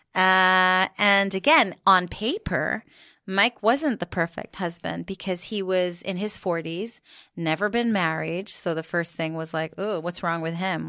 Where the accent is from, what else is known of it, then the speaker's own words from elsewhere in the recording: Jerusalem, Jerusalem District, Israel; moved away as an adult; now in United Kingdom; so I grew up in Jerusalem